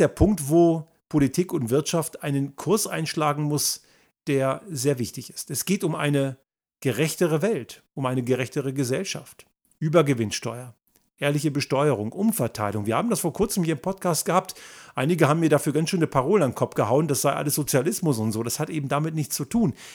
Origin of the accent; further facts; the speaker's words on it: Germany; moved away; ich bin ja in Deutschland zur Schule gegangen und dort sozialisiert